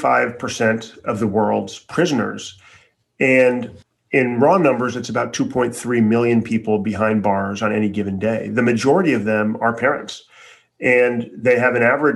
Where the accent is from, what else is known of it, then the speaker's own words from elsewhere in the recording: Chicago, Illinois, United States; I grew up in Chicago for the most part.